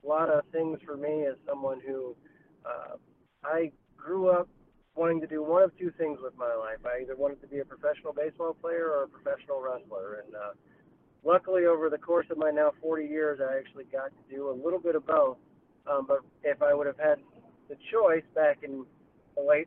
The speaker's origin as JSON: {"language": "English", "region": "Virginia", "country": "United States", "moved": "as an adult", "lives_now": "Iowa, United States", "said": "I'm from Virginia originally, moved to Iowa about 8 years ago"}